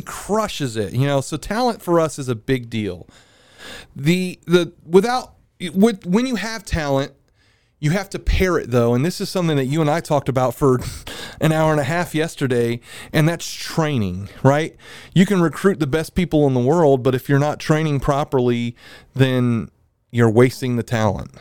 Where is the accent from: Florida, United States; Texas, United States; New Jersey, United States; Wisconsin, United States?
Florida, United States; Milton; I'm from Milton